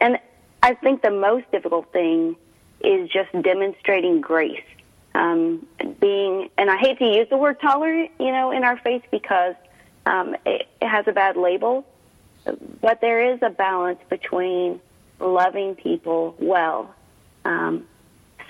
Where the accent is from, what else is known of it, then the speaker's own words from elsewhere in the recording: Midwest, United States; moved away as an adult; also born or lived in Chicago area; now in Sedona, United States; I grew up a Midwest girl, married a Midwest boy